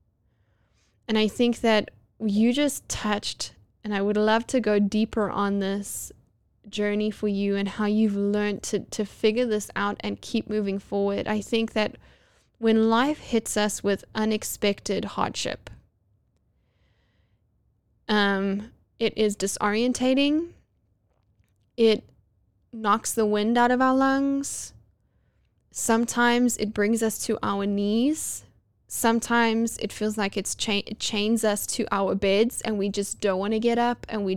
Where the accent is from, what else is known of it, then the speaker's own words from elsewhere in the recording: Johannesburg, Gauteng, South Africa; now in United States; my hometown of Johannesburg, South Africa